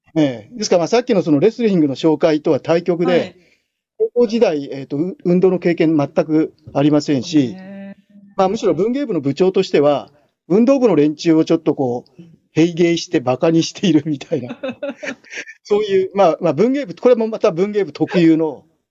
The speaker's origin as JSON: {"language": "Japanese", "region": "Kanagawa", "country": "Japan", "tie": "born or raised there", "said": "神奈川県の、えーと、と湘南高校っていう高校卒業なんですけども"}